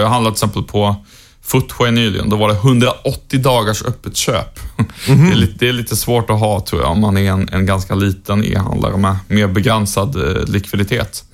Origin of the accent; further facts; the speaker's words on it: Sweden; svensk journalist